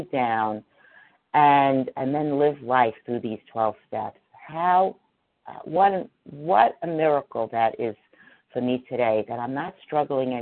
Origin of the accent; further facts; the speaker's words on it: New York City, New York, United States; I too grew up in New York City, and I didn't grow up in Manhattan, but I grew up in the Bronx